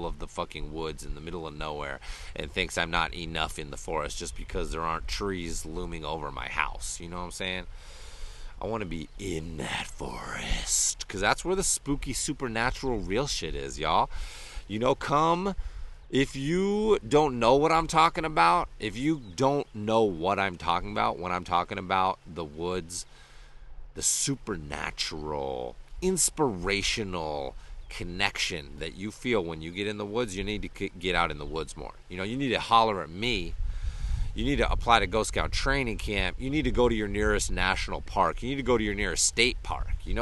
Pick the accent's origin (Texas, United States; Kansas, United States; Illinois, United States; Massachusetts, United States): Massachusetts, United States; Western; When I was a kid growing up in Western Massachusetts in elementary school